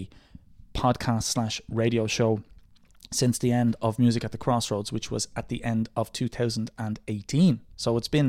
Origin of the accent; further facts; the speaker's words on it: Dublin, Leinster, Ireland; I'm from Drimna in the south of Dublin City